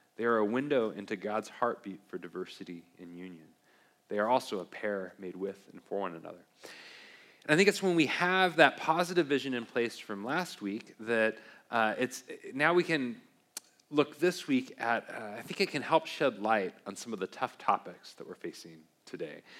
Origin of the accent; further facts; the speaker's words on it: Beaverton, Oregon, United States; I grew up in Beaverton, Oregon, home or near Beaverton, home of uh, the Nike factory, and grew up with Nike all around